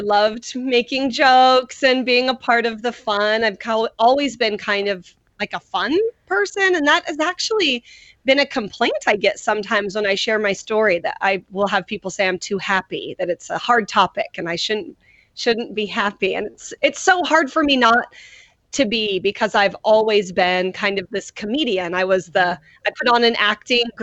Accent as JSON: {"language": "English", "town": "Cave Junction", "region": "Oregon", "country": "United States", "tie": "born or raised there", "said": "I am born and raised right in Southern Oregon, fourth generation Southern Oregonian"}